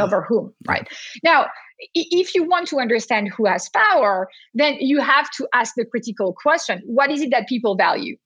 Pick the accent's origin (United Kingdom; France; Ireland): France; accent: French; now in Boston, United States; as you can hear to my accent, even though I'm talking to you from Boston today, I am not a pure Bostonian. I am a French American Bostonian